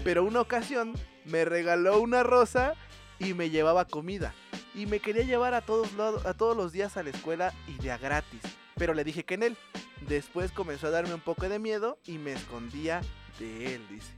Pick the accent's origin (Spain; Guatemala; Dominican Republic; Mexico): Mexico